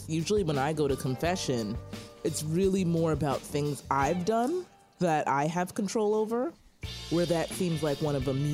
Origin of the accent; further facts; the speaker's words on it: New York City, New York, United States; moved away; also born or lived in Texas / St. Louis; we're brother and sister in Christ. We grew up in Brooklyn, New York. I'm still living in Brooklyn, but I serve in the Bronx.